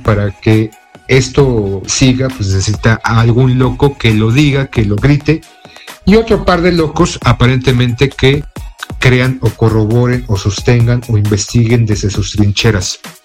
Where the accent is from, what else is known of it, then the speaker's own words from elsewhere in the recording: Mexico; nuestro ufólogo de cabecera aquí en México